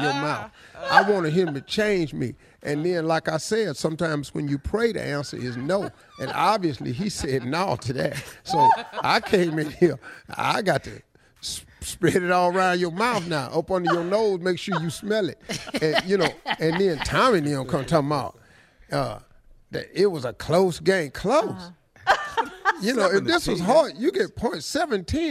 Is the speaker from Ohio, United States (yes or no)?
yes; Cleveland, Ohio, United States; I'm from Cleveland